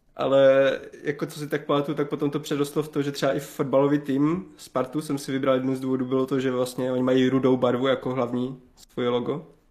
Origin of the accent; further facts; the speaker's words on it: Havířov, Moravian-Silesian Region, Czechia; pocházím z Havířova, z okolí Havířova, z takové malé vesničky, kousek od Havířova